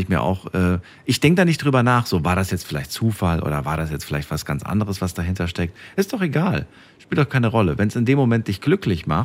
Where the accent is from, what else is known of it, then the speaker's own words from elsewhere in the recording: Bonn, North Rhine-Westphalia, Germany; Ja, ich komme aus Bonn.